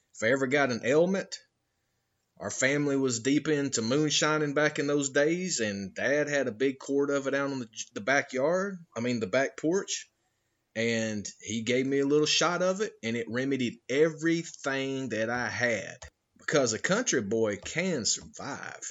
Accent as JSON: {"language": "English", "region": "Georgia", "country": "United States", "moved": "yes", "said": "I'm originally from Georgia"}